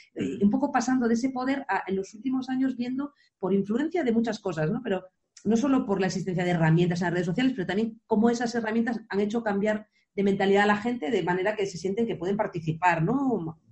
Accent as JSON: {"language": "Spanish", "area": "Areas beach", "region": "Galicia", "country": "Spain", "tie": "born or raised there", "said": "la playa de Areas, que es la playa donde yo crecí"}